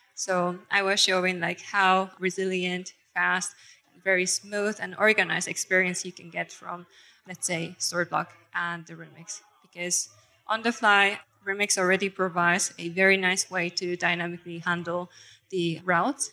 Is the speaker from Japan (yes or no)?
yes; Japan; now in Germany; I'm originally from Japan, but living in Germany.